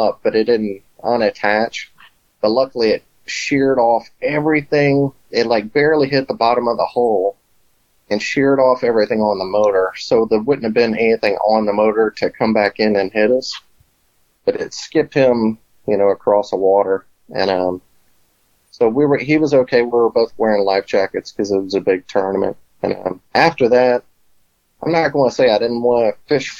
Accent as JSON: {"language": "English", "town": "Biloxi", "region": "Mississippi", "country": "United States", "tie": "born or raised there", "moved": "as an adult", "lives_now": "Hoover, United States", "said": "I'm originally from Biloxi, Mississippi. So I grew up on the coast."}